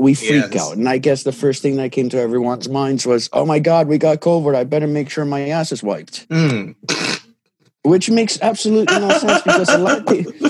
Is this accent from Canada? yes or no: yes; Canada; English is a second language; it was a cool experience growing up in Canada as an immigrant.